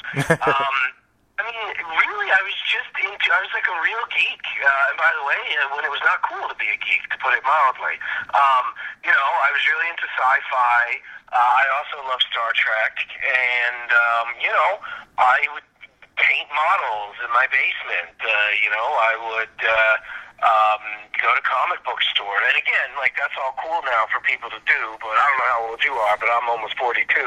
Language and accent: English; New York City, New York, United States; also born or lived in Iowa; In Queens, Forest Hills